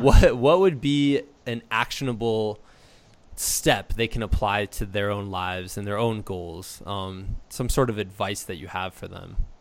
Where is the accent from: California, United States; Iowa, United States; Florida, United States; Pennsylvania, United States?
Iowa, United States; Muscatine; I'm from Muscatine, so uh, kind uh-huh. of by Davenport in the Quad Cities